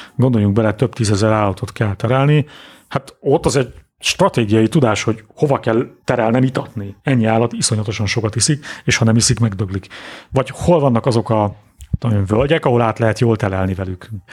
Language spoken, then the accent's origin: Hungarian; Budapest, Hungary; also born or lived in Dunakanyar; Budapesten születtem és nőttem föl